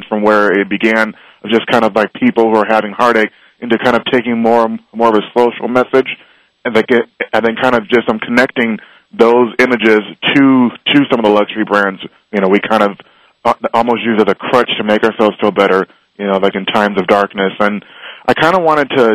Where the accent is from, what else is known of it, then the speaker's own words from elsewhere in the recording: Los Angeles, California, United States; growing up in Los Angeles